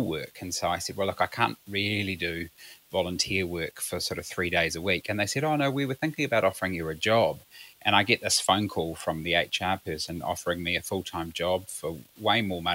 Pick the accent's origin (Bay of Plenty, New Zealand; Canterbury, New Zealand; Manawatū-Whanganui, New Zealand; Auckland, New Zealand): Auckland, New Zealand; Orewa; I grew up in the sunny North Auckland, in a little place called Orewa.